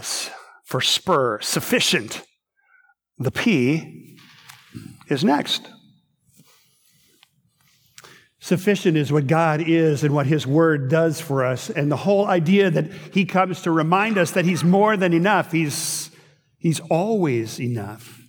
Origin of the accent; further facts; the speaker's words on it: Minnesota, United States; I grew up in Minnesota